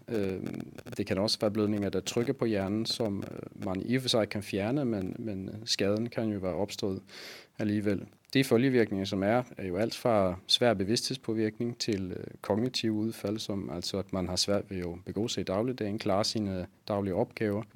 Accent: Sweden; Danish is a second language; now in Copenhagen, Denmark; Jeg er svensker

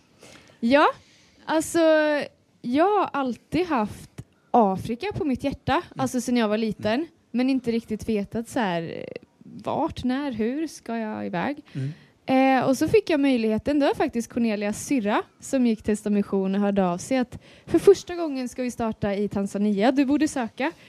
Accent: Linköping, Östergötland, Sweden; Jag kommer från Lidköping. Linköping.

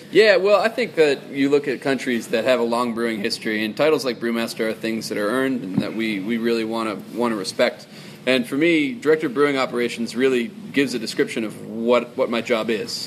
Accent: Boston, Massachusetts, United States; moved away; I'm from Boston

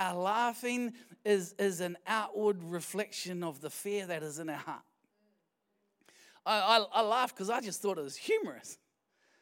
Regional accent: Wellington, New Zealand; moved away; we're from Wellington

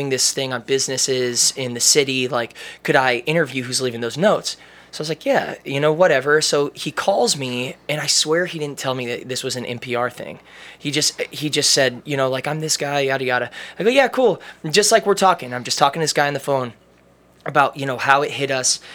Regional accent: Amherst, Ohio, United States; I was like, Amherst

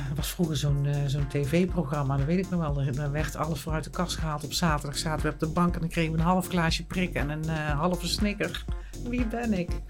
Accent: Eindhoven, North Brabant, Netherlands; accent: plat Eindhoven; moved away; ik kan nog echt plat Eindhoven praten. Ik kom dan uit Eindhoven, ik woon er nu niet

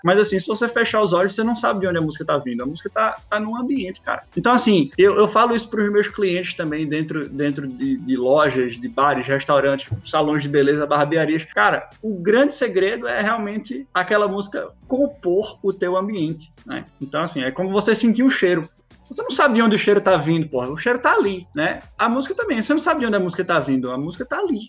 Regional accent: Recife, Pernambuco, Brazil; eu sou, eu sou de Recife.

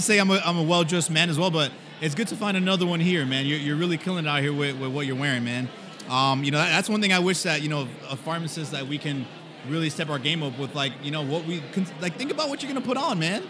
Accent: Miami, Florida, United States; I'm from Miami

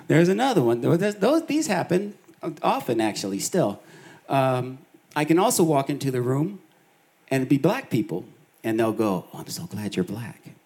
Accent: Boulder, Colorado, United States; I was four years old, and um, my brother and I, my family moved to Boulder, Colorado

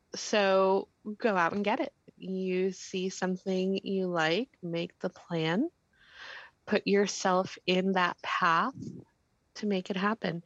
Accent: Danbury, Connecticut, United States; I grew up in the Greater Danbury area

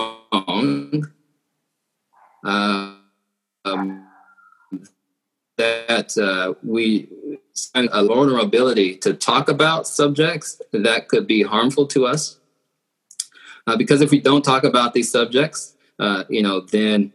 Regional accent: Georgia, United States; moved away; I like to call it the bottom right corner. So I'm from Georgia

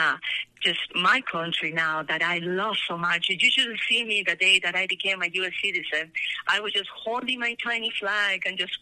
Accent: Peru; born or raised there; moved away as an adult; now in Colorado, United States

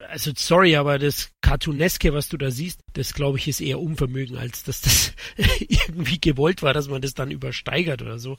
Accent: Bavaria, Germany; ich komme doch aus Bayern

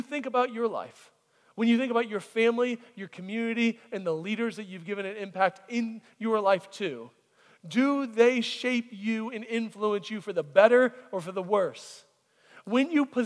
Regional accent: Florida, United States; when I was growing up in Florida, there was orange groves.

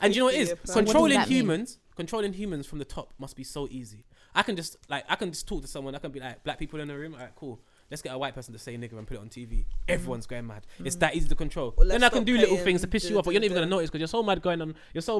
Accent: England, United Kingdom; In England, we're not taught that we're English. That's the only reason why we're so inquisitive.

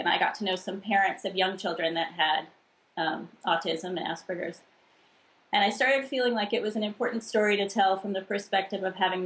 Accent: El Cerrito, California, United States; I was born in El Cerrito, right next to Berkeley in California.

